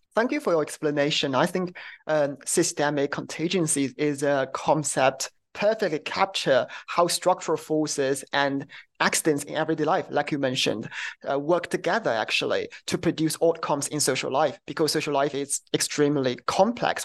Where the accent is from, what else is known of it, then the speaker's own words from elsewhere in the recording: China; I'm from China